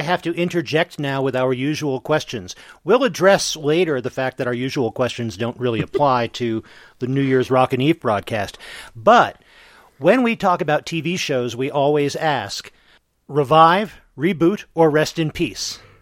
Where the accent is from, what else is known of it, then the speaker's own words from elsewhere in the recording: Eastern time zone, Eastern United States, United States; now in Mountain Time zone, United States; I gr- was growing up in the Eastern time zone.